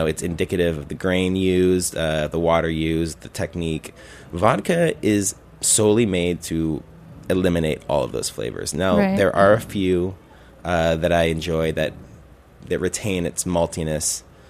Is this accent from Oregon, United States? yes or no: yes; Oregon, United States; now in Brooklyn, United States; I'm from Oregon.